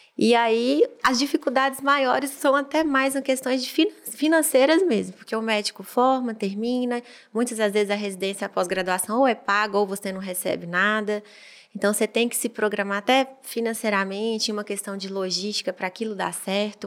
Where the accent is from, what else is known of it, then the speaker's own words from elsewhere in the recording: Montes Claros, Minas Gerais, Brazil; já sou de Montes Claros mesmo, natural de lá, e fiz faculdade lá.